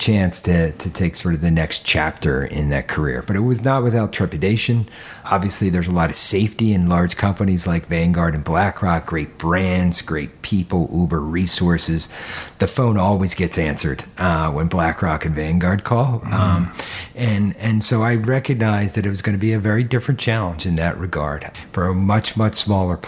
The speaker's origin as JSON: {"language": "English", "town": "Philadelphia", "region": "Pennsylvania", "country": "United States", "tie": "born or raised there", "said": "I grew up in suburban Philadelphia"}